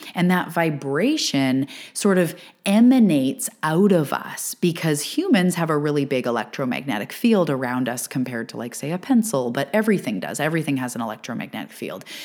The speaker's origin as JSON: {"language": "English", "country": "Canada", "said": "I am a Canadian living on the West west coast of Canada"}